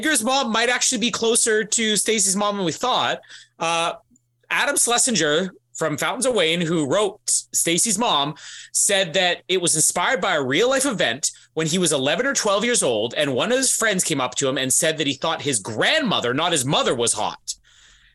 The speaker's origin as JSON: {"language": "English", "town": "Winnipeg", "region": "Manitoba", "country": "Canada", "tie": "born or raised there", "said": "my hometown of Winnipeg"}